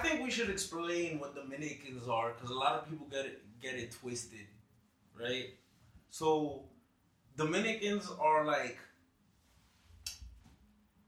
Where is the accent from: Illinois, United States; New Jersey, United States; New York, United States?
New Jersey, United States; Jersey City; born and raised in this fucking hellhole named Jersey City.